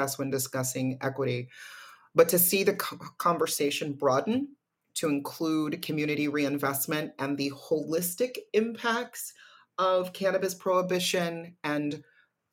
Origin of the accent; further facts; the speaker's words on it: California, United States; my home state of California